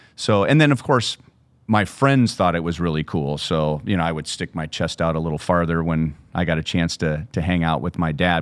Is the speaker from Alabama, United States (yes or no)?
no; Southern California, United States; moved away as an adult; also born or lived in Minnesota; growing up in Southern California